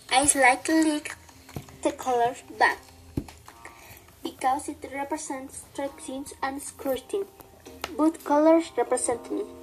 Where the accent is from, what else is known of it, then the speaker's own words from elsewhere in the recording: State of Mexico, Mexico; I am 15. I was born on July 25 in the state of Mexico. I live in Guadalajara of the Lagoon with my sister and my mother.